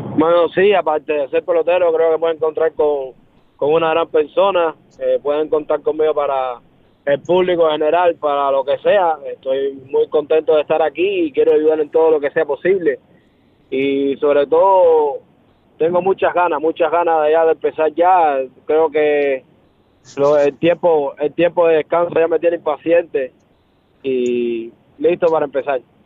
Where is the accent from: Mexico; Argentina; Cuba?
Cuba; moved away as an adult; also born or lived in Dominican Republic / Miami; yo me fui de Cuba jugando a pelota, pero, pero fue hace siete meses